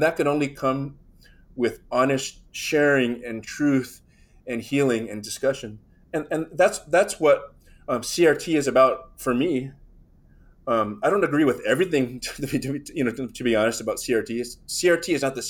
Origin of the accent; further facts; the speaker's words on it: United States; I'm American, right? That's my first sort of national identity.